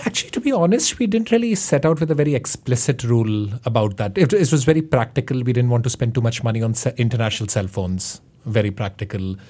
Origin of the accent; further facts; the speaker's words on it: India; now in New York City, United States; I grew up in India.